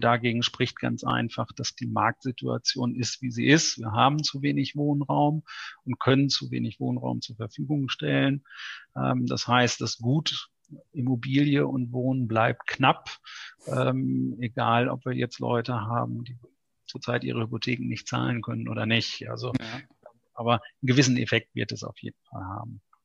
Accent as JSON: {"language": "German", "region": "North Rhine-Westphalia", "country": "Germany", "tie": "born or raised there", "moved": "yes", "lives_now": "Buchholz in der Nordheide, Germany", "said": "ich bin ja ein Importierter. Ich komme ursprünglich gebürtig aus Ostwestfalen."}